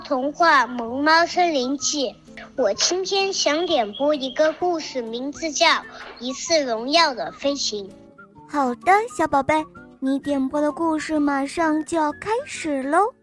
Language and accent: Chinese; Chengdu, Sichuan, China; 我来自熊猫的故乡成都